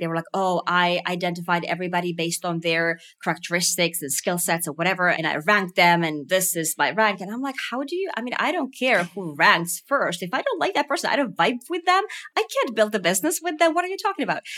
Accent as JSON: {"language": "English", "country": "Finland", "tie": "born or raised there", "said": "growing up in Finland"}